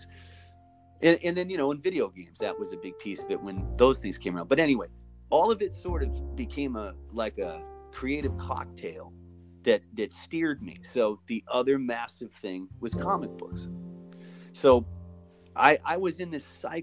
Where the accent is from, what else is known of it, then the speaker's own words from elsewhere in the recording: Massachusetts, United States; also born or lived in Maine; My folks separated when I was 9. I moved to Massachusetts in 1980 from Maine